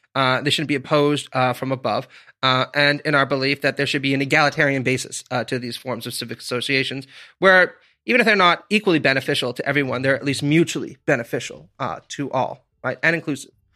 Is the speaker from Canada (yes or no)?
yes; Stittsville, Ontario, Canada; moved away; I grew up in Stittsville, Ontario